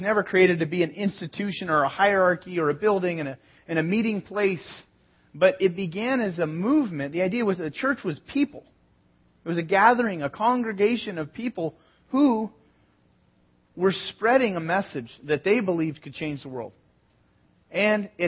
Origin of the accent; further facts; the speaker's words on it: San Jose, California, United States; also born or lived in Sonoma, California; I was born in San Jose, lived in Sonoma, north of San Francisco